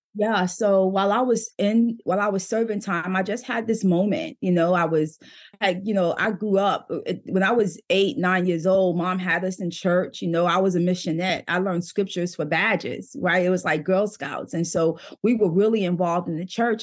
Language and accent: English; New York City, New York, United States; moved away; I grew up in Brooklyn, New York